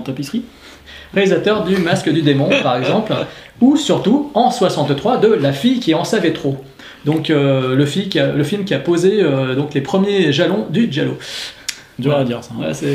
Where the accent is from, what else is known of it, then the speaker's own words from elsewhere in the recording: France; Chez nous en France